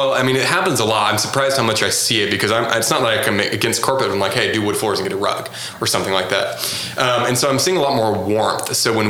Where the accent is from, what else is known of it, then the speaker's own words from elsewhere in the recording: Houston, Texas, United States; Maybe not in Oklahoma City quite yet, but, like, I'm from Houston and that was totally normal.